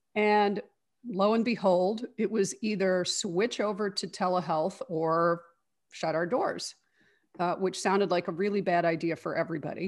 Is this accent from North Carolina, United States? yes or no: no; Chicago, Illinois, United States; I grew up here in Chicago. I've lived in the Chicago area my whole life